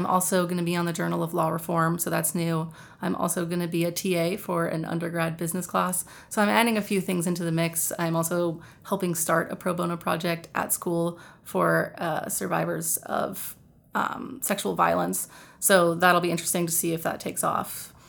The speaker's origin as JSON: {"language": "English", "region": "California", "country": "United States", "said": "Well, I'm from California"}